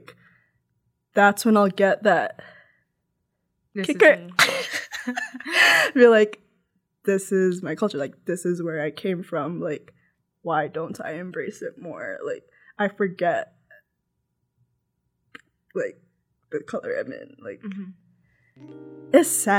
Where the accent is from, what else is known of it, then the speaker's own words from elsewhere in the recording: Toronto, Ontario, Canada; also born or lived in London, Ontario; I don't even realize that I'm Filipino. Like, and also, I mean, I grew up in Scarborough.